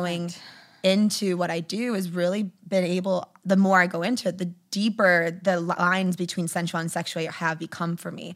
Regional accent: outside Detroit, Michigan, United States; Michigan, outside Detroit

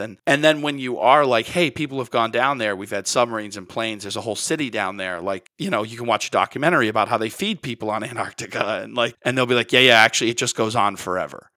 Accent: United States; as an American

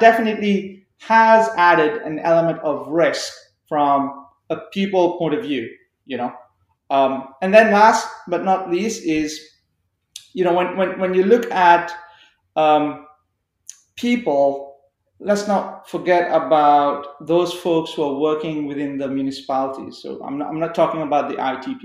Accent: Canada; as Canadian citizens

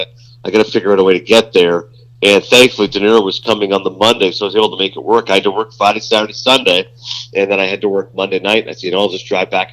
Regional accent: Toronto, Ontario, Canada; I was born in Toronto. My parents are from Pakistan

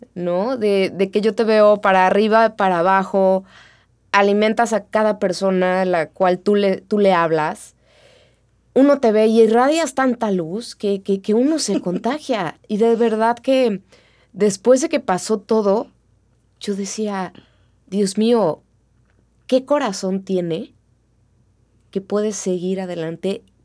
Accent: Mexico; así somos los mexicanos

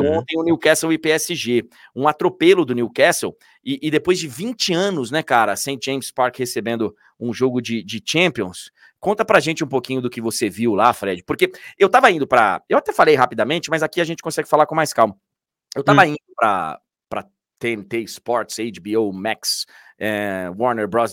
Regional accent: Brazil; eu estou falando como brasileiro

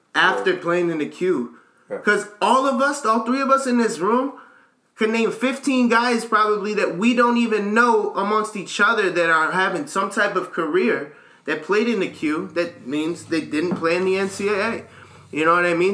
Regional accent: United States; as an American kid

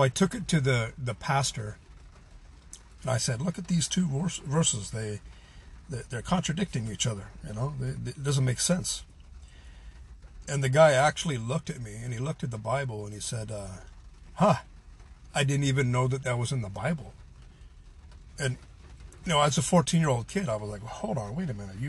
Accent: United States; I'm a white person, I'm an American

